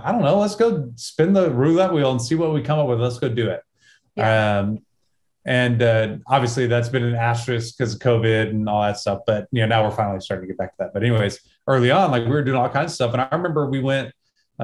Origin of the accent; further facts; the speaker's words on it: small town Texas, United States; this is how I was raised, small town Texas, USA